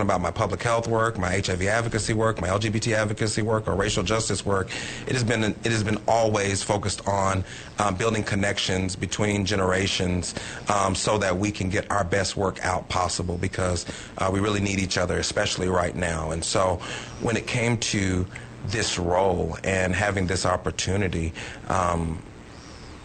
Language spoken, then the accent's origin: English; Dallas, Texas, United States; moved away as an adult; also born or lived in Washington, D.C.; I was born and raised in Dallas, Texas, in the Oak Cliff area by the Dallas Zoo